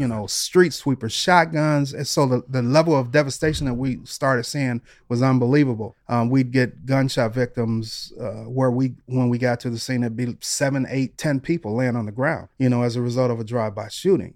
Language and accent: English; Detroit, Michigan, United States; moved away; also born or lived in Los Angeles; when I was growing up in Detroit